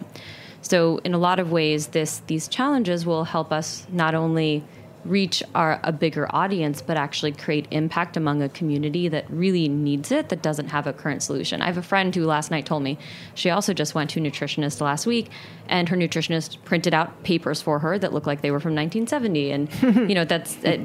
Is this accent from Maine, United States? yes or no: no; New Jersey, United States; I grew up in New Jersey